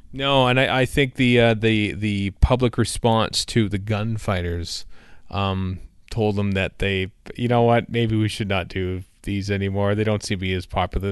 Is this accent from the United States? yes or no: no; Canada; as a Canadian